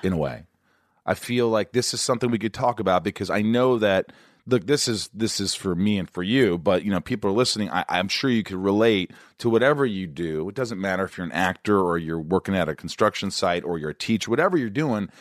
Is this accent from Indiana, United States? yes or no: yes; Indiana, United States; moved away as an adult; also born or lived in Kentucky / New York; I grew up in Indiana.